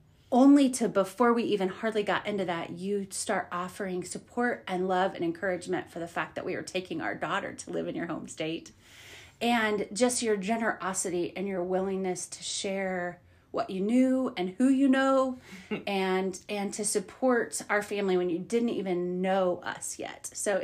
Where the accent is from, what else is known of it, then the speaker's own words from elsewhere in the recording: New York, United States; New York City. I'm from Long Island. So that's why I say the state.